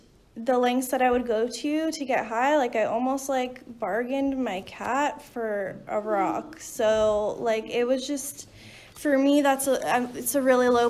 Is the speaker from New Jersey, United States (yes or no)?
yes; New Jersey, United States; I'm from New Jersey